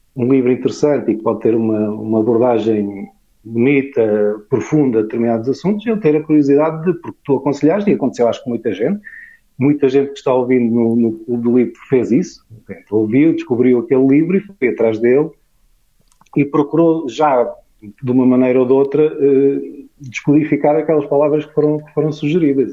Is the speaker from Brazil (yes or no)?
no; Portugal